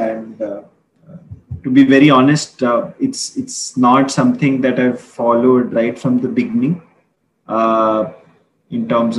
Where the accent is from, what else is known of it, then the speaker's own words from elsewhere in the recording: India; growing up in India